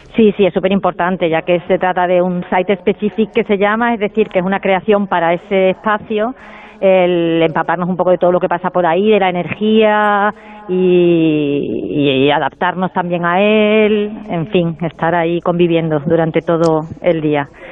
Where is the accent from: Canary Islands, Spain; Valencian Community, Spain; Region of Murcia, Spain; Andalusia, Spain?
Andalusia, Spain; Córdoba; moved away as an adult; also born or lived in Madrid / Seville / Barcelona; Yo siempre digo que soy cordobesa, aunque nací en Madrid, porque mi infancia fue aquí